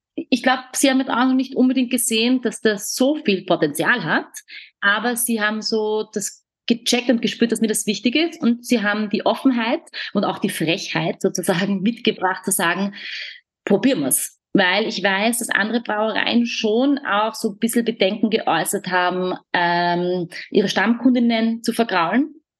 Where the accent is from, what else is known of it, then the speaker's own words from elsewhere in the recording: Vienna, Austria; bei uns in Wien